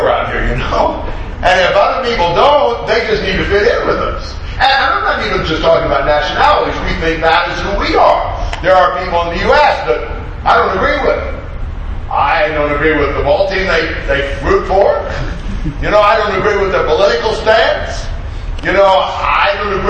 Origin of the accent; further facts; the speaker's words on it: United States; moved away as an adult; now in Brazil; I grew up here, I'm American